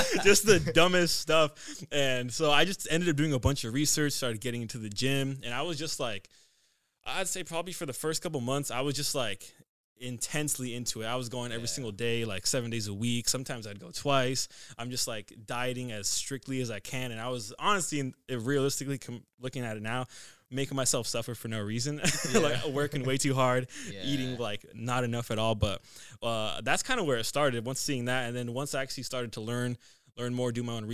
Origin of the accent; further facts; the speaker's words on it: Brewster, Washington, United States; also born or lived in Bridgeport, Washington / Omak, Washington; typical small town kid story. So I was born in Brewster, Washington, lived in Bridgeport, Brewster, Omak, Washington, moved around a lot for high school